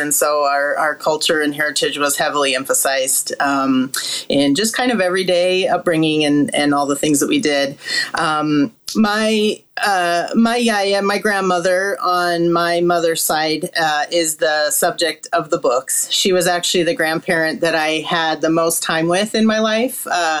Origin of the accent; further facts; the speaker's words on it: Salt Lake City, Utah, United States; I was born and raised in Salt Lake City, Utah, and it's actually a very large and active Greek community.